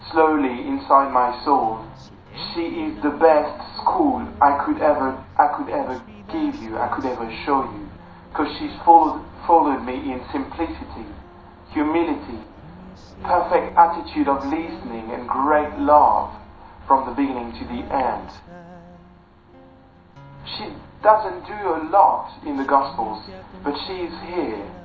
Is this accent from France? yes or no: yes; France; moved away; also born or lived in Chelsea; I'm from France, and I'm 21 years old. I had a conversion when I was 14 in the in France and I decided to follow Jesus and eventually I entered the seminary when I was 17 and I was more Protestant